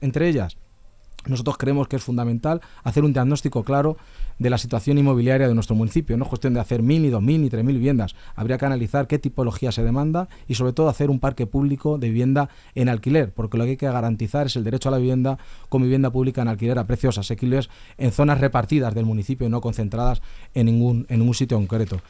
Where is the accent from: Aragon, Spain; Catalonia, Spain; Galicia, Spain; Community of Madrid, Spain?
Community of Madrid, Spain; Leganés; soy vecino de Leganés, vivo en San Nicasio, me he criado en las batallas